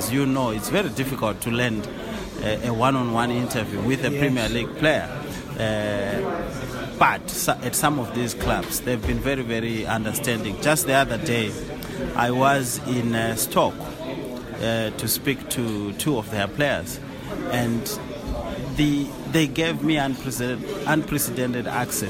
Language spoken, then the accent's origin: English; Zimbabwe; moved away as an adult; now in England; I started my journalism career in Zimbabwe. I'm from Zimbabwe. That's where I started, and I was a political reporter back home.